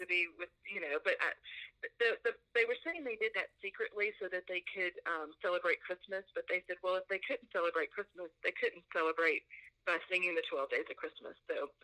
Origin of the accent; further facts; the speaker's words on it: Mississippi, United States; also born or lived in Nashville, Tennessee; now in Houston, United States; I grew up in Mississippi, small town Mississippi